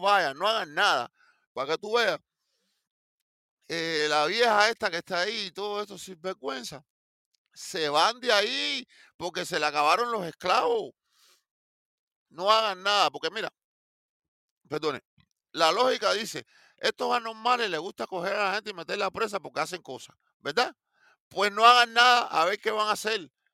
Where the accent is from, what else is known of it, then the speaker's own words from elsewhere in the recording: Cuba; moved away; yo soy cubano